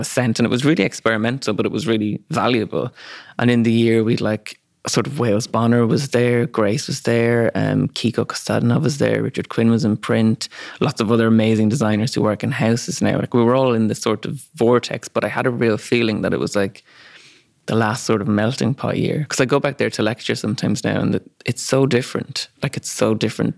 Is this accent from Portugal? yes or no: no; Ireland; accent: Irish; moved away; also born or lived in London; he heard my accent, was like, oh, you're Irish